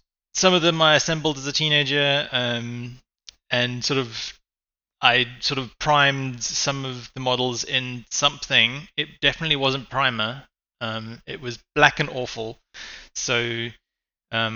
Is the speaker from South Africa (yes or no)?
yes; Cape Town, Western Cape, South Africa; I'm a hobbyist from South Africa and Cape Town.